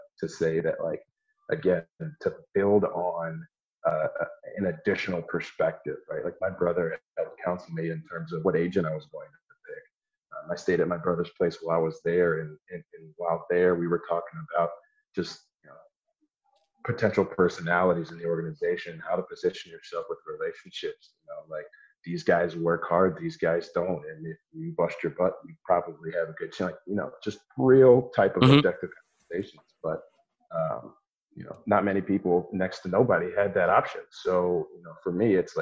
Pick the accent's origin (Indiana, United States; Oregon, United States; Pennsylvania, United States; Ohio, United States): Ohio, United States; Columbus; also born or lived in San Diego, California; We moved back here to Columbus when my dad was coaching with the Ohio State Buckeyes